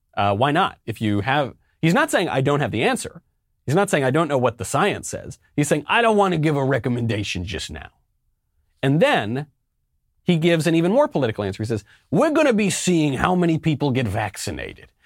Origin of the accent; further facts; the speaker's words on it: New York, United States; I'm of Italian extraction. You know, I'm American. I'm a New Yorker.